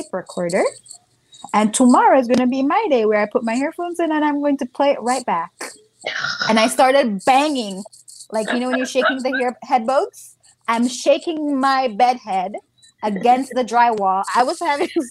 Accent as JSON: {"language": "English", "country": "Jamaica", "tie": "born or raised there", "moved": "as an adult", "said": "growing up in Jamaica"}